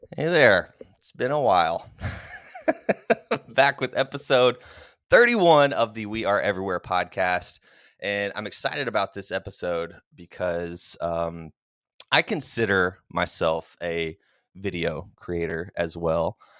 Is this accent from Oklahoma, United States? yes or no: yes; Oklahoma, United States; moved away; so I'm originally from Oklahoma, went to the University of Oklahoma